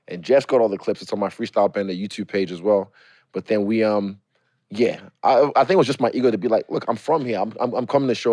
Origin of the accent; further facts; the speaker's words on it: Lagos, Nigeria; So it's Lagos boy. I was born in Lagos.